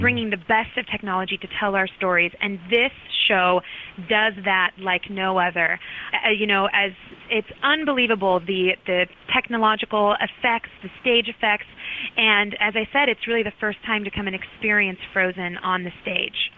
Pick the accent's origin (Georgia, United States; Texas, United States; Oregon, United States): Oregon, United States; moved away; I grew up in Oregon.